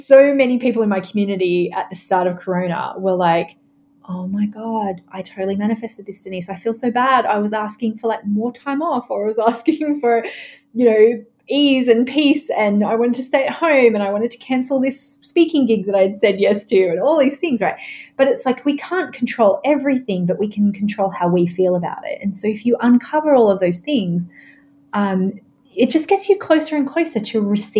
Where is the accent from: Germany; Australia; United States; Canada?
Australia; I mean, I'm Australian, right?